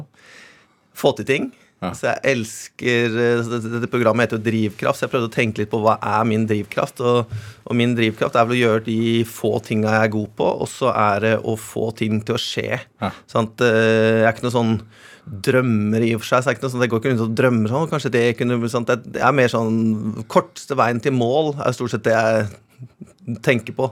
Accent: Otta, Innlandet, Norway; moved away as an adult; also born or lived in Los Angeles, United States / Spain; now in Oslo, Norway; jeg har vokst opp i Gudbrandsdalen, på Otta

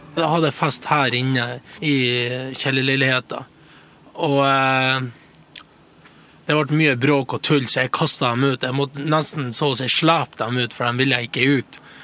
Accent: Mo i Rana, Nordland, Norway; born or raised there; also born or lived in Costa Rica

